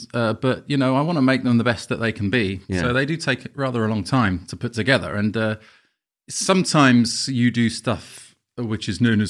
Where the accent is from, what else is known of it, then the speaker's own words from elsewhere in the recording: Camden, London, United Kingdom; I'm from Camden.